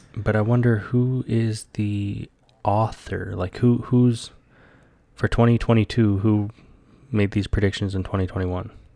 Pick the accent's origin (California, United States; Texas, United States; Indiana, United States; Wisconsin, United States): Texas, United States; moved away as an adult; also born or lived in Hawaii; being in Texas, growing up in Texas